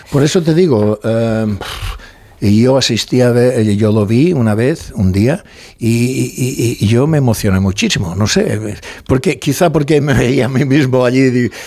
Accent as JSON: {"language": "Spanish", "area": "Mallorca", "region": "Balearic Islands", "country": "Spain", "accent": "Mallorcan", "said": "No, no, soy de Mallorca"}